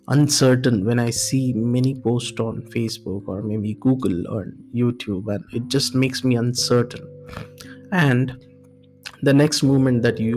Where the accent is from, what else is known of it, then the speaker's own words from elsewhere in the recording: India; moved away as an adult; also born or lived in Singapore; I'm from India